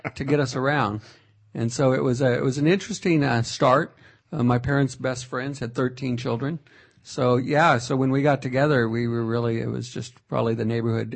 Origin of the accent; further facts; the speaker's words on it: Fresno, California, United States; I was born in Fresno